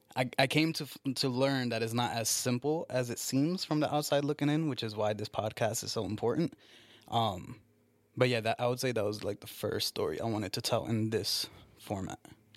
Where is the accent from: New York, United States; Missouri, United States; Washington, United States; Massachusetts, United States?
New York, United States; Newburgh; From Newburgh.